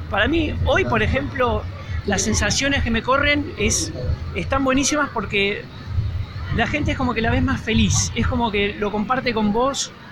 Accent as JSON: {"language": "Spanish", "town": "Miramar", "region": "Buenos Aires Province", "country": "Argentina", "said": "bueno, yo soy de Miramar, así que me ubicás enseguida."}